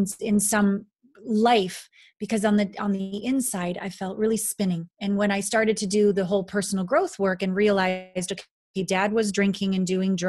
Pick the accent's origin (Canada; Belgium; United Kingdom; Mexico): Canada; moved away as an adult; also born or lived in Kamloops, British Columbia / Japan; I'm a Canadian